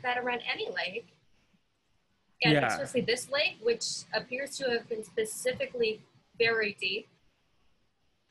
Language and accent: English; Vancouver, British Columbia, Canada; I'm from Vancouver, which is right on the ocean.